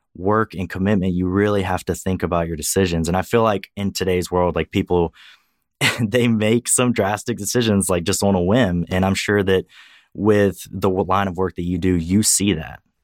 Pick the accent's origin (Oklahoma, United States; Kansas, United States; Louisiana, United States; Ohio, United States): Louisiana, United States; now in Texas, United States; I work as a veterinarian in Texas, although I'm originally from Louisiana.